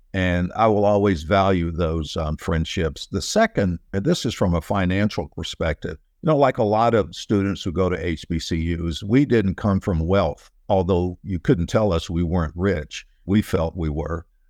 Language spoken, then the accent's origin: English; United States; I was from Surrey, which is like Mayberry R F D from the old Andy Griffith series